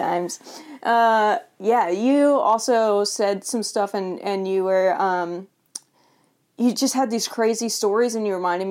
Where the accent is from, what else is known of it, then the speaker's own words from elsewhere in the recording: Davenport, Florida, United States; Davenport, Florida.